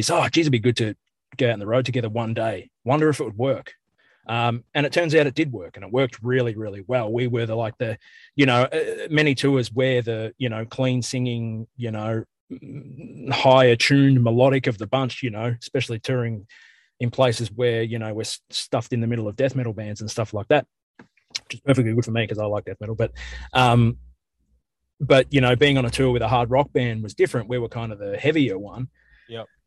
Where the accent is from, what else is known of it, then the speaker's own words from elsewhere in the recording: Australia; I guess as an Australian and as a as an … tragic as well